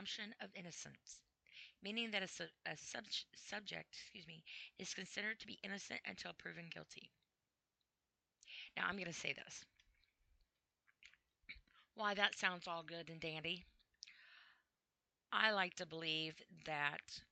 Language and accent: English; United States; I am an American. I'm proud to be an American